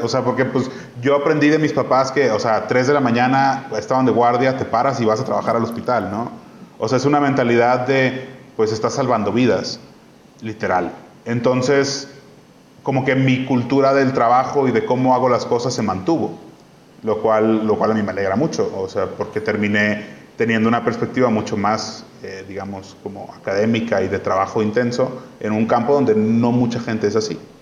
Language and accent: Spanish; Mexico; also born or lived in Barcelona; de donde eres, en, o sea, en este caso México